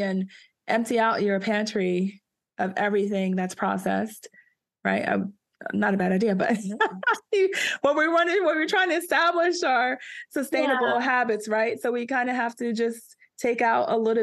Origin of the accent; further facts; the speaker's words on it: East Coast, United States; now in California, United States; I'm from the East Coast, guys. I call it soda, but I've heard people out here in California call it pop